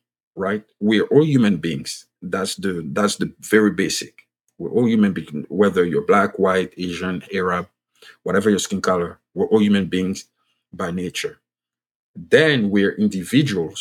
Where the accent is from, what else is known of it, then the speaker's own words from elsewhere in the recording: Côte d’Ivoire; first language French; English is a second language; now in United States; I'm originally from Ivory Coast. You can pick from my voice and my accent that I speak French. Like, French is my first language.